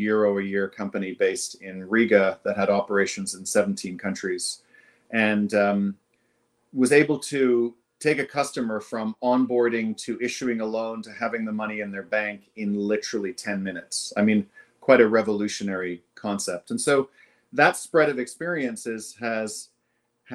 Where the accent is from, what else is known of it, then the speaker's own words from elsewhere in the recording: Jamaica; now in Toronto, Canada; I am Jamaican by birth